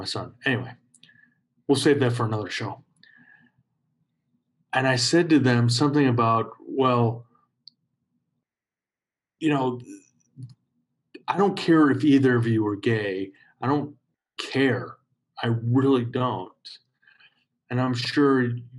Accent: Chicago, Illinois, United States; growing up in Chicago

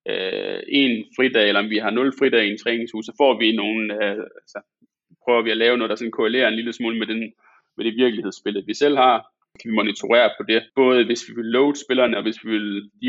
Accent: Aalborg, North Denmark Region, Denmark; nu kommer jeg fra Aalborg

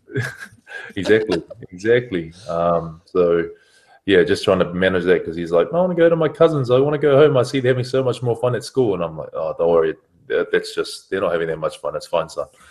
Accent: New Zealand; moved away as an adult; now in France; I'm a Kiwi lad

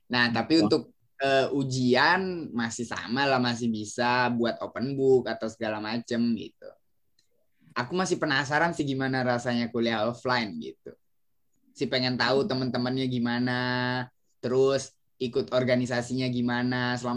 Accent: Bali, Indonesia; aku memang asli Bali aku memang asli Bali

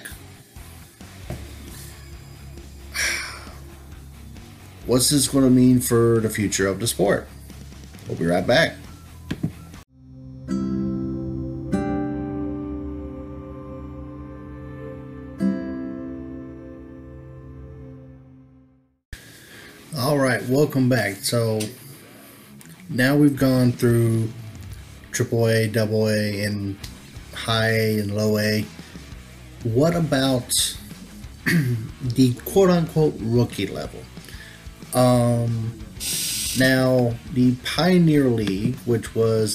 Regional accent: Burlington, North Carolina, United States; I grew up close to Burlington, North Carolina.

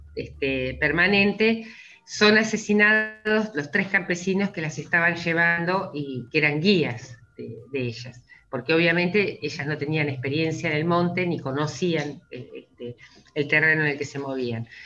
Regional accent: Argentina; como argentinos y argentinas

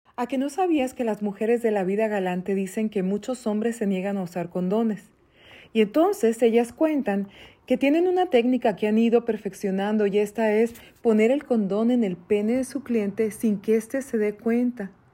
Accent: Mexico; nosotros en México, porque yo soy mexicana

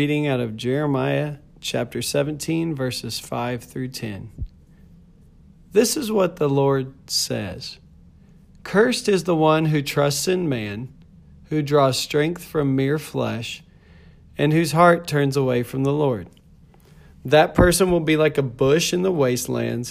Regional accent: Lubbock, Texas, United States; I was born in Lubbock, Texas

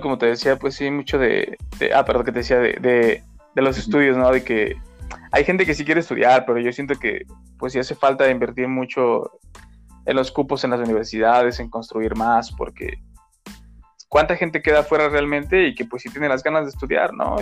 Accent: Mexico; tenemos como mexicanos otras creencias

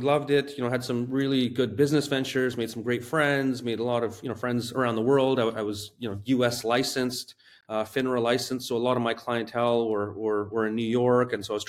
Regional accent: West Coast, Canada; I grew up on the West Coast of Canada

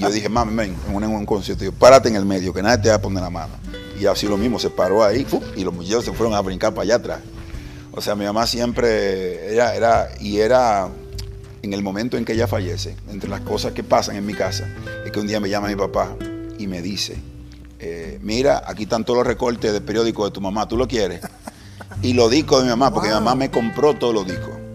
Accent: Santo Domingo, Distrito Nacional, Dominican Republic; Nací en, ese momento en las afueras de Santo Domingo, un barrio que se llama Herrera

